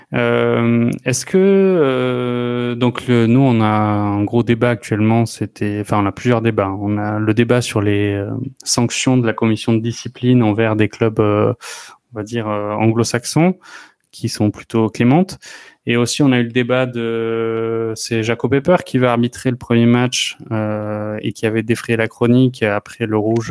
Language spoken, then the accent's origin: French; France; en tant que Français